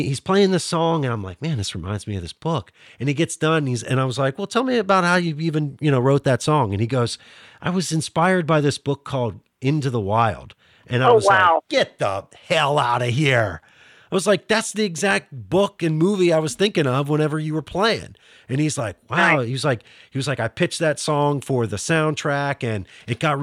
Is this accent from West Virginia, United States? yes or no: yes; Northern Panhandle of West Virginia, United States; accent: Pittsburghese; moved away; also born or lived in Pittsburgh area; we grew up around the same area. You know, Northern Panhandle